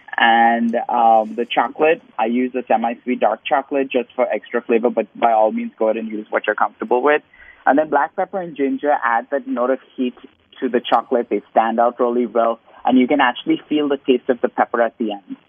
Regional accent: India; moved away as an adult; now in United States; growing up in India.

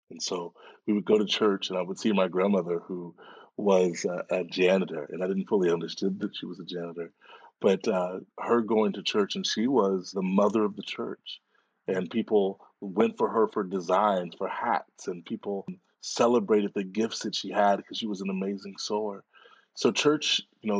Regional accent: Dallas, Texas, United States; I grew up in Dallas, Texas

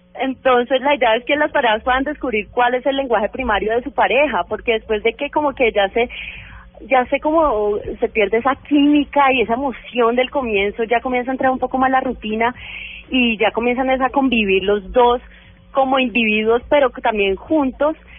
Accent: Cali, Valle del Cauca, Colombia; moved away as an adult; yo soy publicista y además soy caleña. eh, apenas me mudé acá

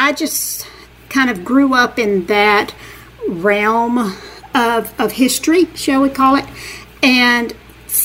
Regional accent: Montgomery, Alabama, United States; also born or lived in Wetumpka, Alabama; Growing up in the Deep South, I'm from a small town called... I live in Wetumpka, Alabama. Was born in Montgomery, Alabama, which is the capital of Alabama

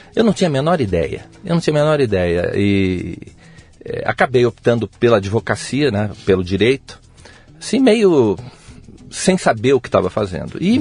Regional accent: Mogi das Cruzes, São Paulo, Brazil; now in Brasília, Brazil; Eu sou de Mogi das Cruzes, São Paulo

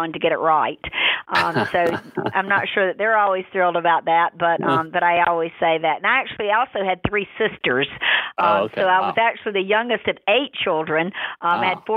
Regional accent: Charlotte, North Carolina, United States; also born or lived in San Francisco Bay Area, California; now in Savannah, United States; I actually grew up in Charlotte, North Carolina, and then moved out to the Bay Area, San Francisco.

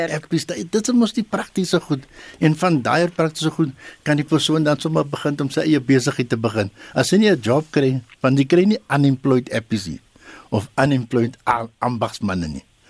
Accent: South Africa; in Suid-Afrika het ons die gewoonte

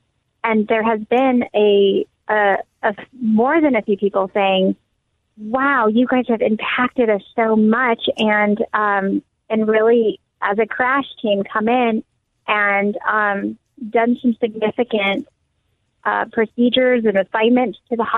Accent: California, United States; we're here from California very intentionally

